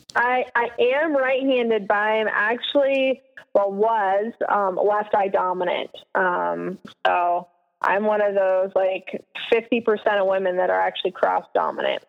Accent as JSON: {"language": "English", "region": "Alaska", "country": "United States", "tie": "born or raised there", "moved": "yes", "said": "growing up in Alaska"}